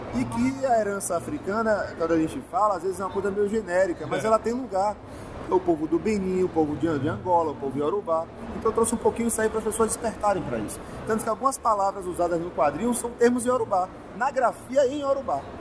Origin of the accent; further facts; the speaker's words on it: Bahia, Brazil; cultura da Bahia, que é minha terra